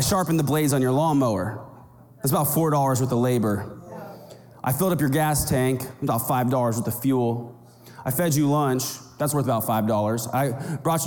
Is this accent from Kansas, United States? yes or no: yes; rural Kansas, United States; now in Arizona, United States; I grew up in the Midwest in rural Kansas